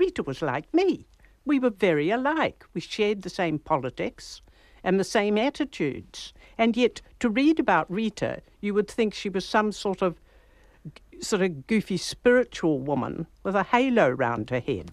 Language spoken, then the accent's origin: English; New Zealand; all of us in New Zealand